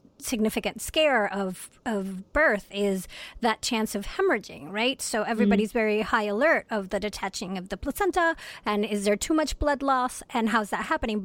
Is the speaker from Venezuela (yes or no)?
yes; Venezuela; now in Rochester, United States; I am originally from Venezuela